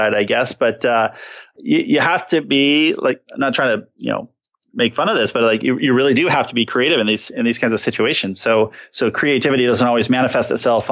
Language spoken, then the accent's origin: English; San Diego, California, United States; I grew up in San Diego